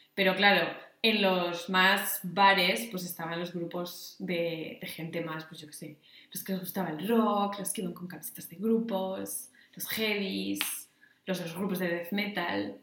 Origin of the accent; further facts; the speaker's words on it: Asturias, Spain; moved away as an adult; also born or lived in Salamanca; en Asturias yo lo que estaba pensando es que en verano o bien íbamos a otros pueblos